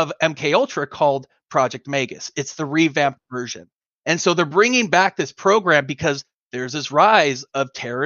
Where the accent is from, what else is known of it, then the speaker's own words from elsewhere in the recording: Los Angeles, California, United States; I'm originally from San Pedro, California, Los Angeles. And, you know, I actually grew up in kind of the rough neighborhood